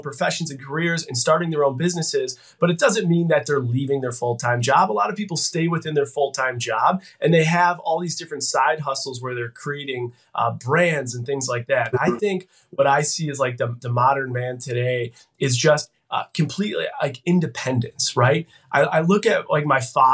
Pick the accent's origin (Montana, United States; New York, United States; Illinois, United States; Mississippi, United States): New York, United States; Buffalo; born and raised in Buffalo, New York